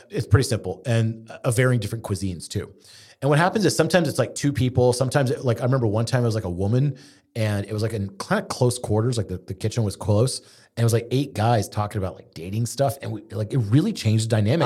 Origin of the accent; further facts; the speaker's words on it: Houston, Texas, United States; growing up in Houston, we had a lot of Zoroastrian family